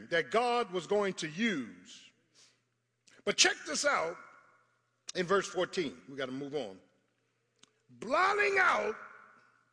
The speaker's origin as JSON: {"language": "English", "town": "Philadelphia", "region": "Pennsylvania", "country": "United States", "said": "I'm from South Philly. I ain't from Sicklerville, I'm from South Philly"}